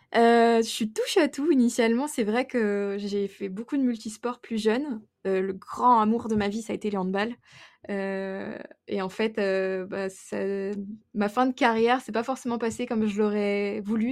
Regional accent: Burgundy, Bourgogne-Franche-Comté, France; moved away as an adult; now in Le Tampon, Réunion; je viens de Bourgogne et non pas d'Auvergne, dans un petit village qui s'appelle Guignon.

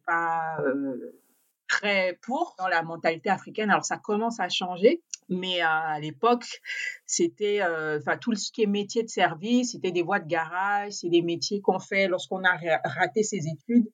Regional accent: Gabon; moved away; also born or lived in France; je suis née en France pendant que mes parents étaient étudiants. Et euh, en fait, ils ont attendu ma naissance, qu'ils étaient en fin d'études, pour pouvoir rentrer définitivement au Gabon. Donc j'ai grandi euh, complètement au Gabon

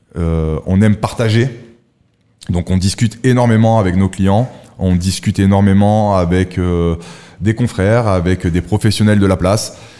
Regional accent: Monaco; also born or lived in Nice; Je suis monégasque

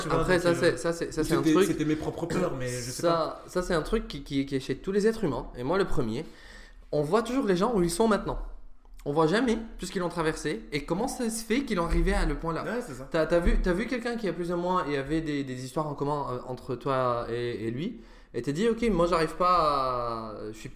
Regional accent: Damascus, Damascus Governorate, Syria; moved away as an adult; also born or lived in Sweden / Italy; now in France; Je suis né à Damas. À Damas. En Syrie. J'ai vécu 20 ans de ma vie là-bas.

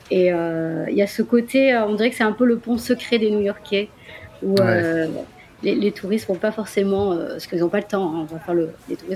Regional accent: France; accent: French; mon accent français. Donc, euh, bon, il s'est amélioré, hein, attention.

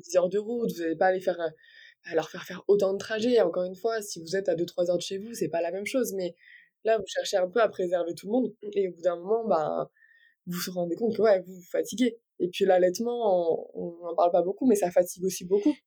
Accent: near Brest, Brittany, France; Je viens de Bretagne, plus précisément à côté de Brest

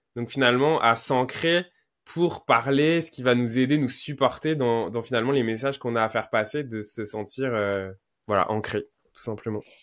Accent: Quebec, Canada; je suis québécois. En tout cas, français au Québec, fait que je vais ent-, employer des mots québécois

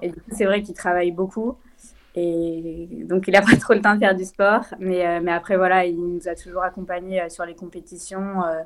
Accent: Lyon, Auvergne-Rhône-Alpes, France; je viens de Lyon, j'ai grandi à Lyon.

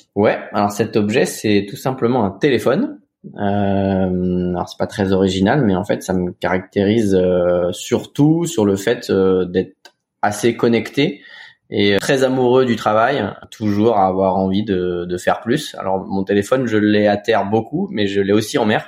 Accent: Cancale, Brittany, France; also born or lived in Saint-Malo; moi je suis originaire de Cancale. Alors je suis né à Saint-Malo, originaire de Cancale, Bretagne

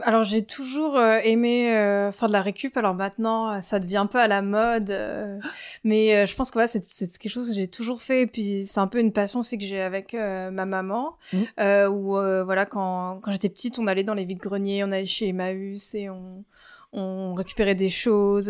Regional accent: France; now in London, United Kingdom; j'habite à Londres, euh, mais je suis française

